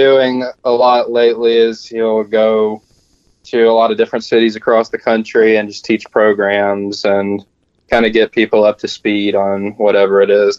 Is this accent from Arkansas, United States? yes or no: yes; Little Rock, Arkansas, United States; also born or lived in Nashville; I was originally born in Nashville, Tennessee, which, as most would know, is a great place for musicians to get started. But we moved here to Little Rock when I was 2 years old.